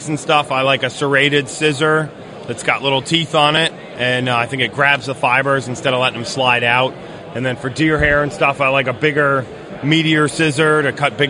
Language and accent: English; Morristown, New Jersey, United States; I grew up in Morristown, New Jersey